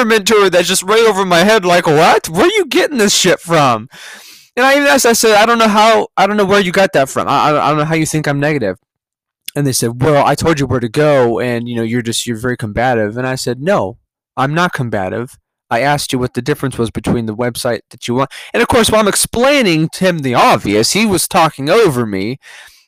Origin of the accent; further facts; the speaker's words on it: California, United States; moved away; I'm from California.